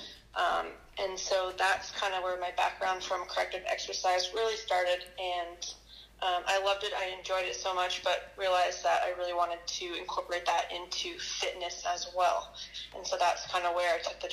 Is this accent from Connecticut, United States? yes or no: no; San Francisco area, Northern California, United States; growing up in California, you know, the outdoors are super accessible, especially in Northern California and in the San Francisco area